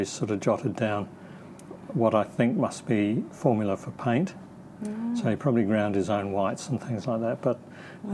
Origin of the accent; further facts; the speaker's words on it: England, United Kingdom; moved away as an adult; also born or lived in New Zealand / London; now in Australia; I grew up in England. I was born in New Zealand, but we left when I was about three